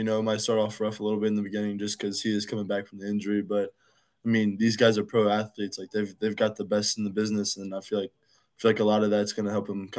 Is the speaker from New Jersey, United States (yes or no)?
no; Fort Polk, Louisiana, United States; also born or lived in Illinois / Kansas; So I was born in Illinois. I only lived there for probably less than a year. And then I moved to Kansas, had been there until I was about 5-ish. And then I moved to Fort Polk, Louisiana, and I've been there for about 15 years.